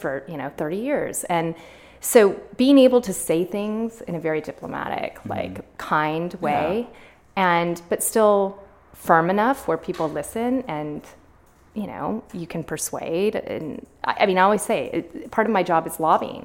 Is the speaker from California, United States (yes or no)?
yes; Sacramento, California, United States; also born or lived in Berkeley; I was born and raised in Sacramento